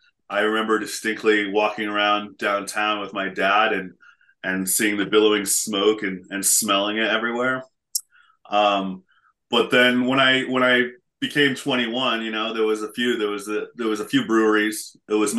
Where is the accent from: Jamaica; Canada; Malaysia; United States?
United States; Portland, Oregon; moved away as an adult; also born or lived in San Francisco; Born and raised in Portland. Moved away for a while and to the San Francisco and came back.